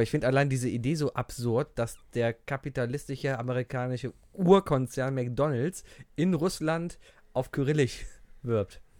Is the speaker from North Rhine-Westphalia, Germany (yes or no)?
yes; Cologne, North Rhine-Westphalia, Germany; Sobald Karneval ist, hast du als Kölner einfach Lust, feiern zu gehen.